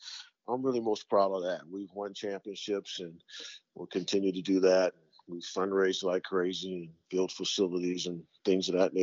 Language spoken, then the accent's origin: English; Cleveland, Ohio, United States; also born or lived in Arizona / Michigan / Iowa; now in Ohio, United States; I'm from Cleveland